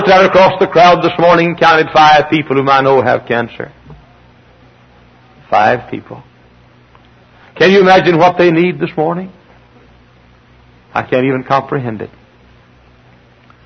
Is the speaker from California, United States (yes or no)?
no; near Dallas and Fort Worth, Texas, United States; moved away as an adult; I'm a Texan. I was born and reared in the Holy Land, close to Dallas and Fort Worth